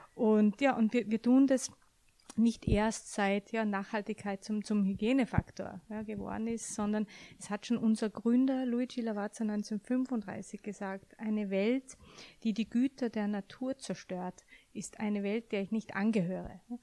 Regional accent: Austria; now in Frankfurt, Germany; als gebürtige Österreicherin

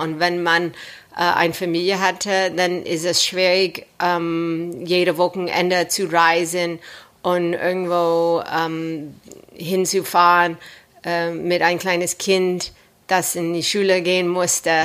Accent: Los Angeles, California, United States; German is a second language; moved away as an adult; now in Germany; warum ich ganz nach Deutschland gekommen bin, aus Los Angeles, Kalifornien

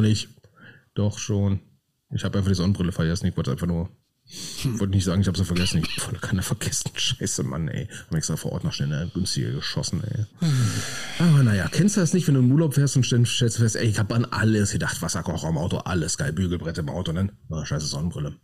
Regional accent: Berlin, Germany; wie ich es als Berliner ausspreche.

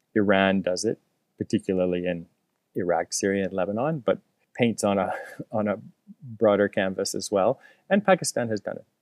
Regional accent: Canada; as a Canadian

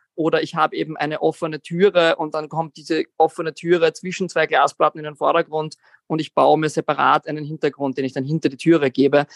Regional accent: Vienna, Austria; Ich bin aus Wien, 33 Jahre

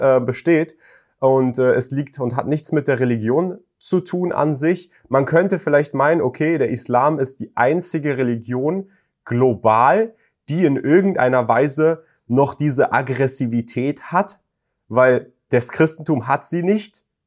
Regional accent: Germany; jemand, der nicht mal deutsche Wurzeln hat, sondern in Deutschland geboren ist

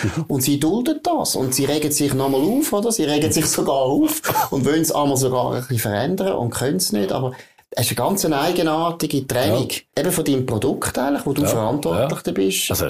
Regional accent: Baden, Aargau, Switzerland; Also ich meine, ich bin in Baden aufgewachsen

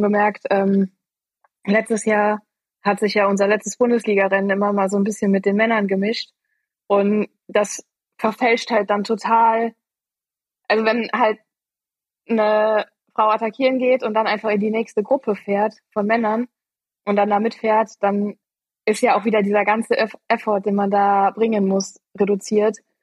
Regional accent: Eifel, Germany; moved away as an adult; also born or lived in Freiburg; Ich bin aufgewachsen in der Eifel

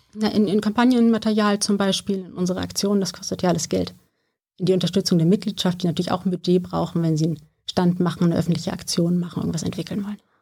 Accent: Wißmar, Hesse, Germany; moved away as an adult; now in Berlin, Germany; ich bin auf dem Dorf aufgewachsen

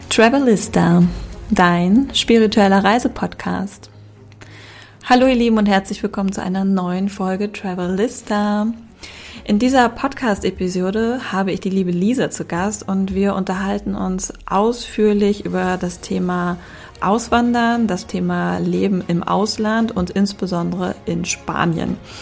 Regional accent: Hamburg, Germany; moved away as an adult; now in Spain; ich komme ja aus Hamburg, also ich, äh, meine Familie wohnt hier noch in Hamburg

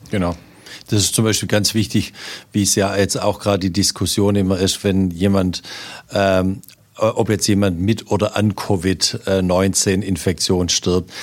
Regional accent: Swabia, Baden-Württemberg, Germany; als Schwabe

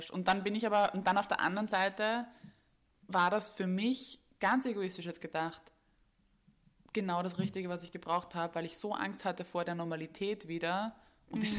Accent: Vienna, Austria; die ich jetzt als Wiener Kind mm. gemacht habe

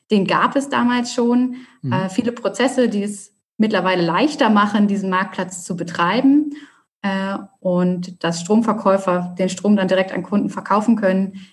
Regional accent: Hamburg, Germany; ich bin eine Hamburger Dern, äh, habe es quasi mhm. nie aus der Stadt rausgeschafft.

